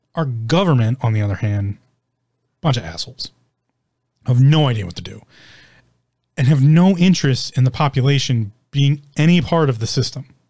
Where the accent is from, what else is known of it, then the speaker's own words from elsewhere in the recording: United States; I'm an American. I live in America.